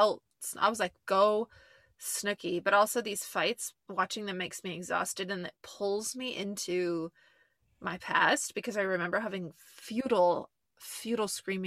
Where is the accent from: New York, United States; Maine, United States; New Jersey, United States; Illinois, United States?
New Jersey, United States; and I'm from Central Jersey